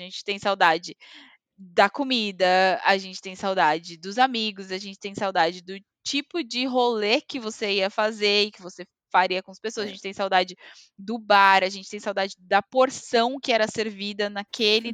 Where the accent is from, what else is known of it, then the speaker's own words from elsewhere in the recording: Brazil; moved away as an adult; also born or lived in Greece; now in Scotland, United Kingdom; eu sou imigrante, ou porque eu sou latina, ou porque eu sou brasileira